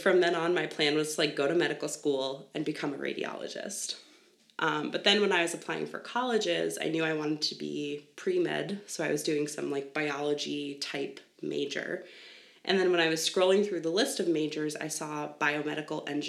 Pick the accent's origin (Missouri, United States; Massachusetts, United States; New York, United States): New York, United States; Long Island; I grew up on Long Island in New York.